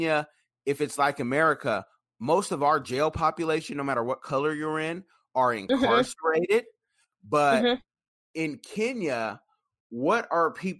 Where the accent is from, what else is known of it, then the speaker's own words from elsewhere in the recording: Oakland, California, United States; now in Seattle, United States; growing up, you know, I'm from Oconda